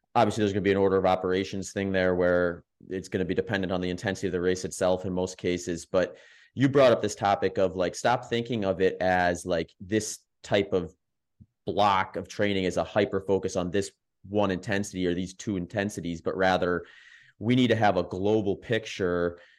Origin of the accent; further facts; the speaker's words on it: the Midwest, Wisconsin, United States; I grew up in the Midwest, lived in Wisconsin, that's where I ran high school and college